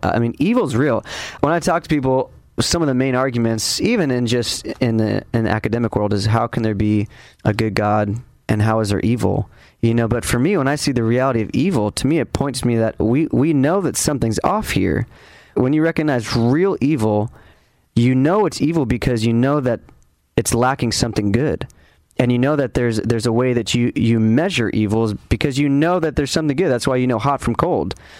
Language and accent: English; Ventura, California, United States; my hometown of Ventura